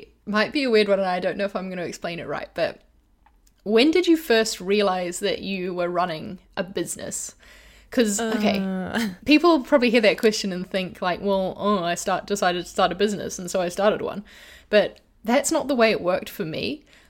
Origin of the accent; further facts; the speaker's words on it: Brunei; It makes me, like, reminisce back to childhood because I grew up in Asia and in Brunei.